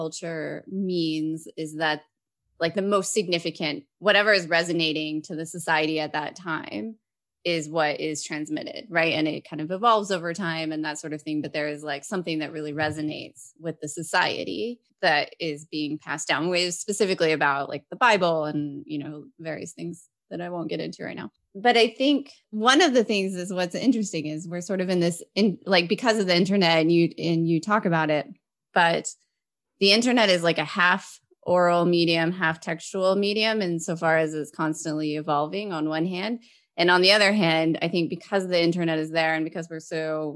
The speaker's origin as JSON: {"language": "English", "region": "West Texas", "country": "United States", "tie": "born or raised there", "said": "I'm American and my family lived, I grew up in West Texas."}